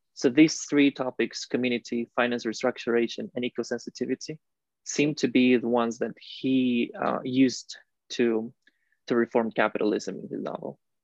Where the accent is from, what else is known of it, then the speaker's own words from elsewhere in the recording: Costa Rica; moved away as an adult; also born or lived in Illinois / Helsinki; I'm from Costa Rica, uh, born and raised in there